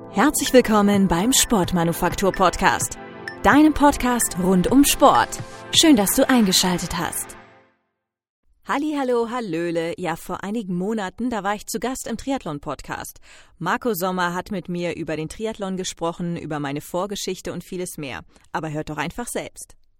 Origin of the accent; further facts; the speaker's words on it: Leer, Lower Saxony, Germany; moved away as an adult; now in Hamburg, Germany; komme aus Leer, Ostfriesland und lebe seit der Zeit nach dem Abitur im wunderschönen